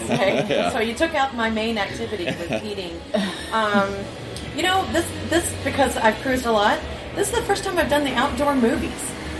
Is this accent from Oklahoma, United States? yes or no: no; Fort Lauderdale, Florida, United States; from Lauderdale.